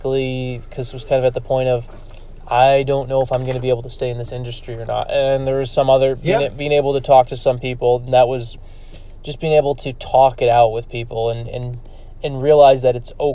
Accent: New Jersey, United States; moved away; I grew up in New Jersey

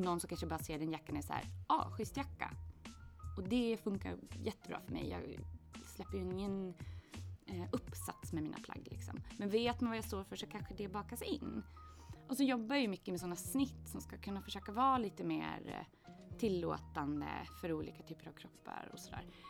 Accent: Åland Islands; moved away as an adult; also born or lived in Gothenburg; jag växte upp på Åland

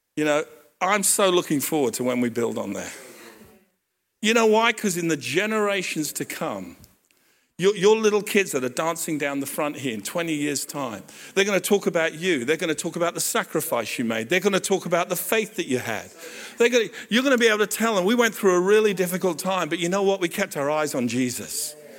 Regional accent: Hampton, London, United Kingdom; I grew up in Hampton

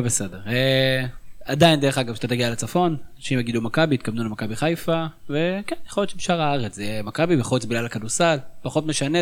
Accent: Northern District, Israel; אני בכלל מהצפון

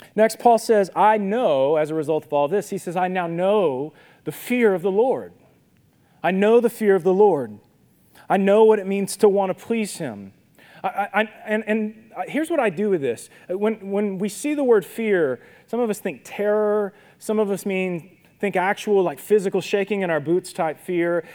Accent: Minden, Louisiana, United States; when I was a kid growing up in Minden, my dad worked for UPS.

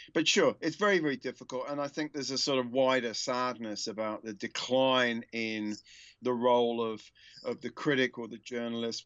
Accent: United Kingdom; moved away; also born or lived in United States; like a lot of Brits

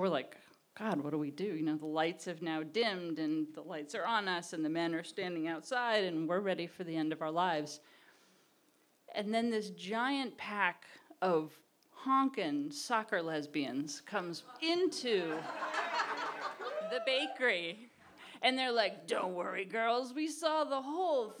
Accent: Massachusetts, United States; We're big lesbians from Massachusetts. We're massholes

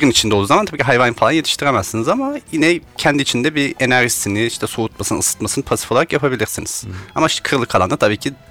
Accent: Kütahya, Turkey; now in Istanbul, Turkey

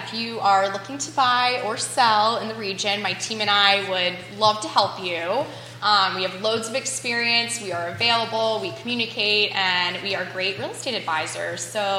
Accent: Northern Virginia, United States; growing up in Northern Virginia, I mean, it's like a whole different world up there.

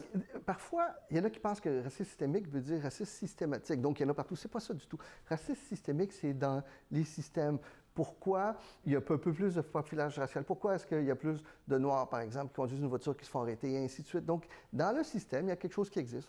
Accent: Sherbrooke, Quebec, Canada; first language Spanish; French is a second language; j'ai grandi à Sherbrooke. Je suis un petit gars de Sherbrooke

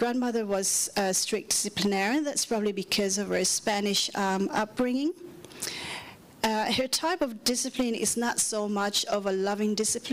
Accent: Manila, Metro Manila, Philippines; now in Perth, Australia; I grew up and born in Manila, Philippines

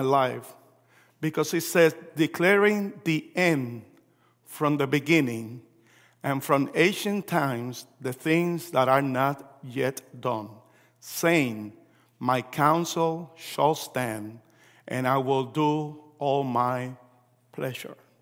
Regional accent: Puerto Rico; also born or lived in New York, United States; I was born in New York. My parents are Puerto Rican. We moved back to Puerto Rico when I was three, four years old.

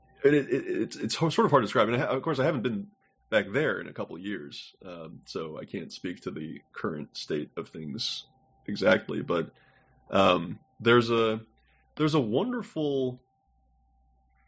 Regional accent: Houston, Texas, United States; moved away; I grew up in Houston

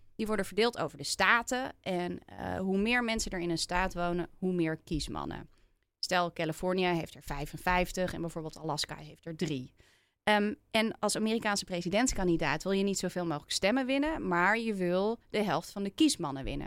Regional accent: Netherlands; also born or lived in Philadelphia, United States / Los Angeles, United States; Want wij Nederlanders vinden altijd overal iets

